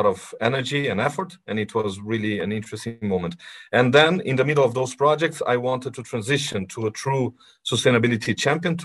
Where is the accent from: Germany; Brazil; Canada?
Brazil; moved away as an adult; now in London, United Kingdom; I was born and raised here in Brazil.